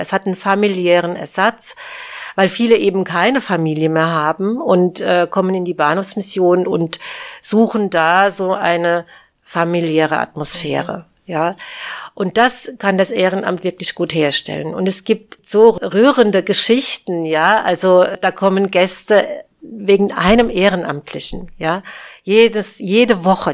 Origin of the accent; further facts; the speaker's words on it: Aschaffenburg, Bavaria, Germany; moved away; ich bin ja in Aschaffenburg geboren und ja, und bin dann hier auch wieder zurückgekehrt